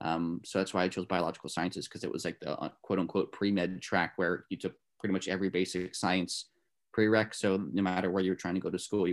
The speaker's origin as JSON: {"language": "English", "region": "New Jersey", "country": "United States", "said": "So like I'm from Northern New Jersey, so I'm not too far from the New York State border."}